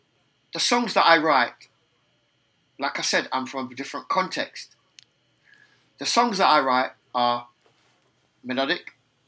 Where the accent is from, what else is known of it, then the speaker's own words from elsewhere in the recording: England, United Kingdom; born there; accent: British; I have a British accent and I was born in England